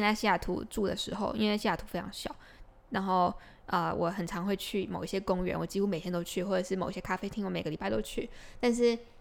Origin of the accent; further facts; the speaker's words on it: Taiwan; 我们台湾的热情就是会多很多